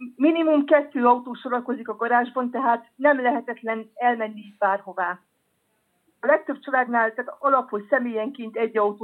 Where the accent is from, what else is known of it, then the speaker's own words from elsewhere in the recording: Hungary; now in France; Magyarországról érkeztem ide